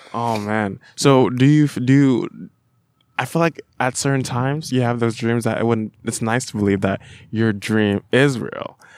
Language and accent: English; Florida, United States; now in Davis, United States; I'm from Florida, where my mom lives in Florida. It's a pretty rural area